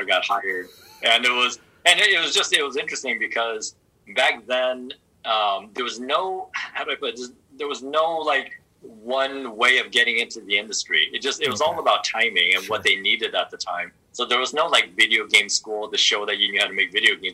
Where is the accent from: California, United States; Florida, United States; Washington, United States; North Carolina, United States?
California, United States; Southern; I growing up in Southern California